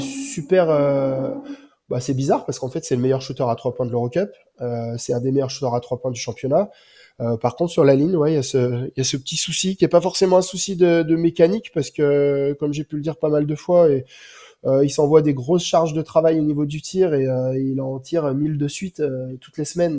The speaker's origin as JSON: {"language": "French", "town": "Bourg-en-Bresse", "region": "Auvergne-Rhône-Alpes", "country": "France", "tie": "born or raised there", "said": "moi, je suis originaire de Bourg-en-Bresse et j'habite juste à côté"}